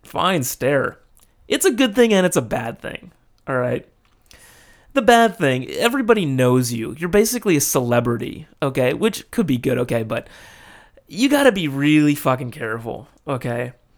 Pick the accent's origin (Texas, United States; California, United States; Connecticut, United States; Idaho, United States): California, United States; Los Angeles; moved away as an adult; now in Japan; my hometown being L A, that's a pretty big ass city